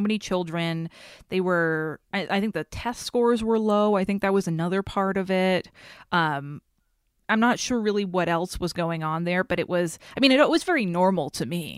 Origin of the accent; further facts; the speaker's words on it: Haverhill, Massachusetts, United States; moved away as an adult; also born or lived in Los Angeles; I grew up in Haverhill, Massachusetts